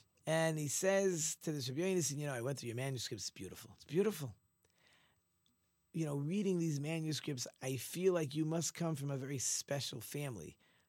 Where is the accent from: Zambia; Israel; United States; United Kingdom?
Israel; Ramat Gan, Tel Aviv District; I grew up in Ramat Gan. We were not religious at all. We were a very irreligious family.